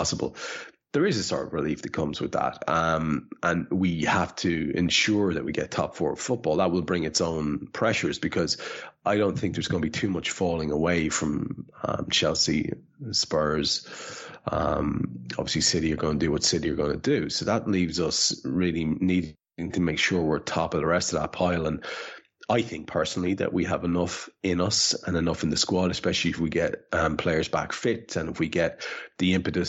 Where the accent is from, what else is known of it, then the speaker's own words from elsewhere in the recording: Ireland; as an Irish man